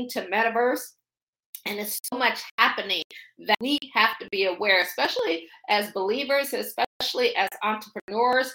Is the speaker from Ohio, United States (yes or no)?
yes; Akron, Ohio, United States; moved away as an adult; also born or lived in Washington, D.C. area / Baltimore / Boston / Pittsburgh; I'm from Akron. I always say I grew up shy, sheltered, in church basically 6 days a week